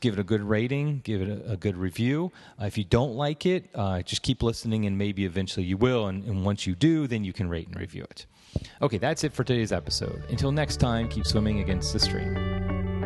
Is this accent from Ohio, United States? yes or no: yes; Cincinnati, Ohio, United States; moved away as an adult; also born or lived in Tampa, Florida / Washington, D.C. area; I grew up in Cincinnati. I live in Cincinnati now.